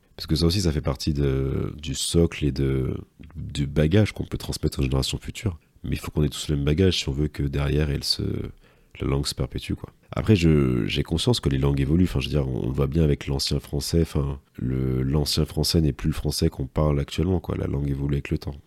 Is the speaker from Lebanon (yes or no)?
no; Martinique; moved away as an adult; now in Paris, France; moi j'ai grandi en Martinique en fait, de mes 0 à 21 ans.